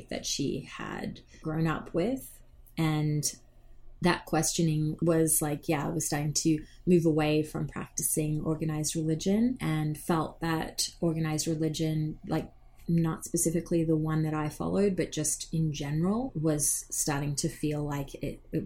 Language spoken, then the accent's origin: English; Australia; now in Canada; I grew up in Australia